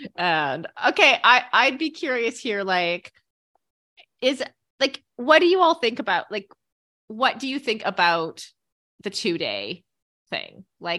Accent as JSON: {"language": "English", "town": "Kitchener", "region": "Ontario", "country": "Canada", "tie": "born or raised there", "moved": "yes", "said": "it was like from my hometown too. I was living like on the other side of the country"}